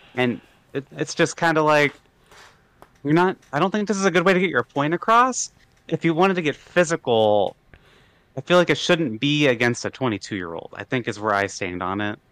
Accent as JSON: {"language": "English", "region": "Iowa", "country": "United States", "said": "I'm originally from Iowa"}